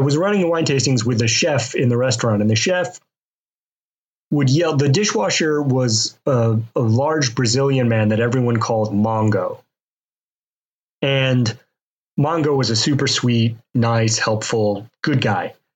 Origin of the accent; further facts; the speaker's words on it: Mobile, Alabama, United States; moved away; I grew up in Mobile, Alabama, where they keep that that hot.